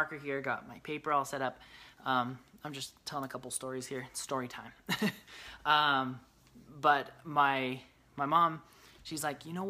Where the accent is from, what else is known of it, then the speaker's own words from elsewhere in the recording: Brigham City, Utah, United States; I grew up in Brigham City, Utah